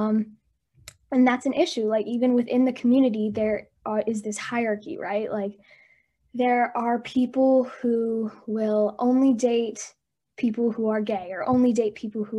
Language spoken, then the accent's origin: English; United States; My parents immigrated to America from India around the early 2000s. So I grew up here in the States. I grew up in a very small white town